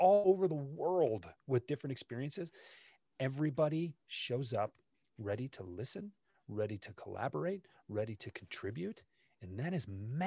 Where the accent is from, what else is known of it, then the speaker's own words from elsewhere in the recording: Detroit, Michigan, United States; when I was growing up in Detroit